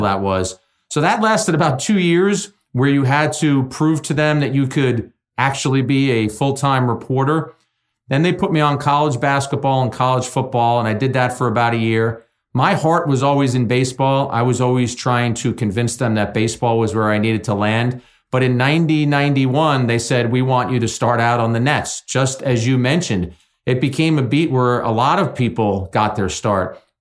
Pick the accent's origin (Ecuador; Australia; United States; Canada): United States; Jersey City, New Jersey; a city kid growing up in Jersey City